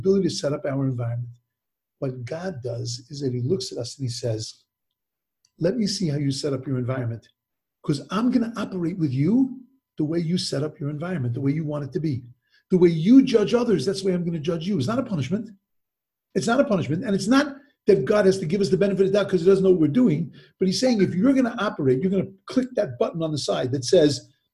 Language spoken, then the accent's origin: English; Long Island, New York, United States; also born or lived in Brooklyn; I grew up in Long Island, and in Long Island, New York, we moved into a new development